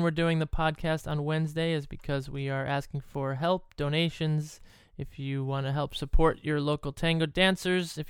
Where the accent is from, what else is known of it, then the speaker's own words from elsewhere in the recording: Cleveland, Ohio, United States; I was born in Cleveland